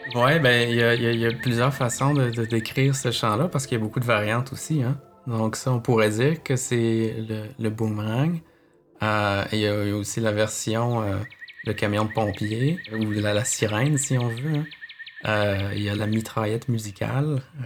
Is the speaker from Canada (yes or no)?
yes; Quebec City, Quebec, Canada; moved away as an adult; now in Montreal, Canada; Je suis originaire de Québec.